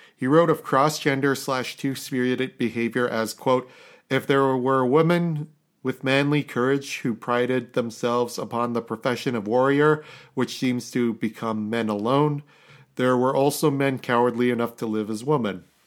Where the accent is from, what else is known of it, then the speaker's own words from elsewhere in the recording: Canada; we're Canadian